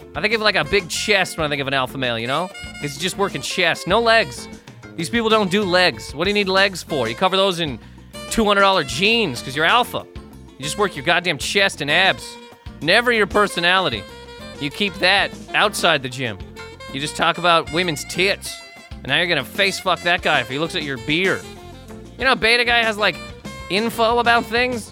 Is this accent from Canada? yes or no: yes; Canada; moved away as an adult; now in New York, United States; living in Canada for twenty s, twenty-five years of my life